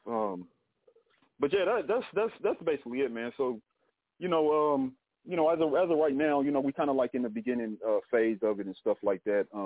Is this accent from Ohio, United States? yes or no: yes; Dayton, Ohio, United States; I'm from Dayton, Ohio. Uh, for those who don't know, um, grew up family of six, man.